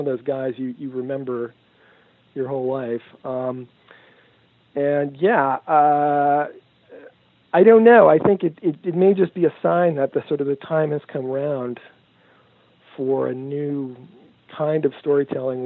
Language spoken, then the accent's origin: English; New York, United States; we're both from New York